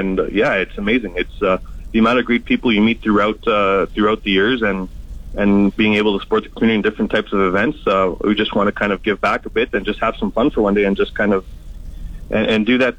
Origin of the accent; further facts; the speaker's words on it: Montreal, Quebec, Canada; moved away as an adult; now in Yorkton, Canada; born and raised in Montreal, I've been here 6 years. Yorkton's now home for myself and my family.